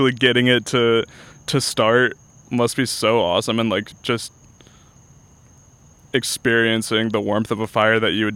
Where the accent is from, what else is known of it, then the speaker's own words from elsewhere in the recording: Guilford, Connecticut, United States; now in Orlando, United States; I grew up in Connecticut. I grew up in a town called Guilford that is about 20 minutes outside of New Haven